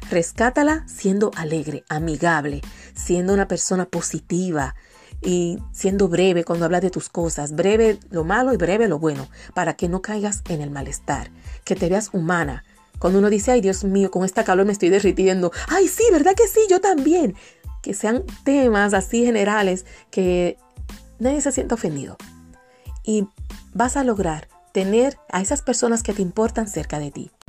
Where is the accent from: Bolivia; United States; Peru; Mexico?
United States; Biloxi, Mississippi; born there; Nací en Biloxi, Mississippi, por eso empieza con M. Mississippi, el estado donde nació Elvis Presley y Oprah. Ahí nací yo. Mi papá estaba en la Fuerza Aérea y estábamos en la base Kistler en Biloxi, Mississippi y ahí llegó la cigüeña.